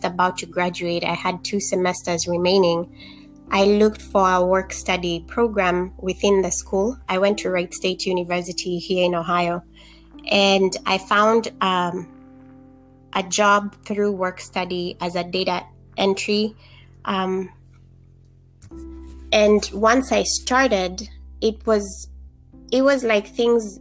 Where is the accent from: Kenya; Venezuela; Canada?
Kenya; moved away; Growing up in Kenya, I was able to see how social disparities affect health of communities